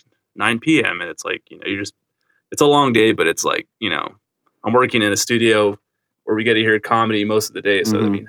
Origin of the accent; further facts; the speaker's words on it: Whittier, California, United States; I'm from the LA area. I grew up in Whittier, still live in Whittier.